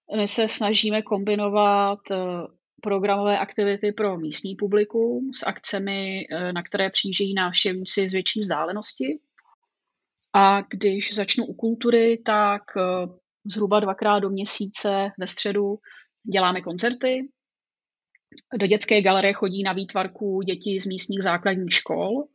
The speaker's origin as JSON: {"language": "Czech", "town": "Broumov", "region": "Hradec Králové Region", "country": "Czechia", "tie": "born or raised there", "also_born_or_lived": "Prague", "said": "já jsem původem odsud. Tak jak tomu tak bývá, tak vlastně jsem z Brouhova. Narodila jsem se tady a, eh, žila jsem ve vesnici pár kilometrů odsud."}